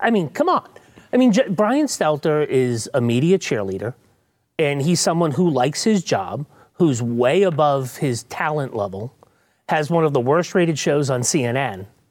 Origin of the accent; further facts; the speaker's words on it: New England, United States; now in Texas, United States; I'm from New England